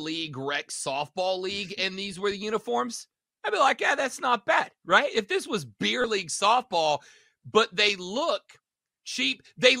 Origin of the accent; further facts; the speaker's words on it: Southeast, United States; One of my favorite things, I'm a Braves guy. I grew up in the Southeast. Everybody who grows up in the Southeast is a Braves fan.